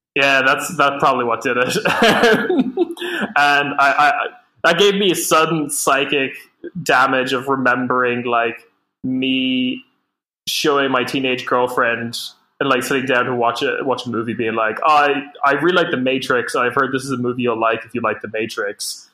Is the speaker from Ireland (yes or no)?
yes; Ireland; as a young Irish boy